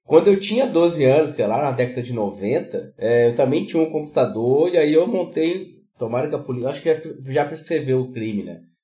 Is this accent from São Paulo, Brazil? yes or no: no; Minas Gerais, Brazil; now in Rio Grande do Sul, Brazil; eu sou de Minas, moro no Rio Grande do Sul